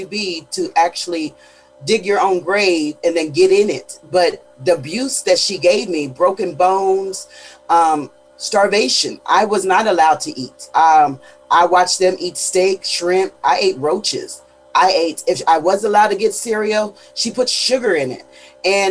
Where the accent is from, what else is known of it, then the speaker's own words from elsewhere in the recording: Pennsylvania, United States; now in Houston, United States; I am in Houston, Texas, but I am from Pennsylvania